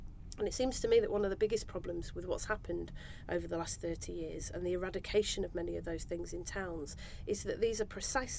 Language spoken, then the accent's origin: English; Manchester, North West England, United Kingdom; When I was born in Manchester in 1979